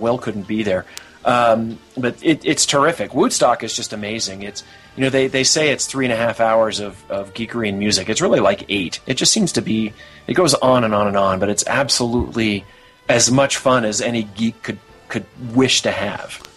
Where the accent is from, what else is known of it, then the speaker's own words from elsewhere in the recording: United States; I'm an American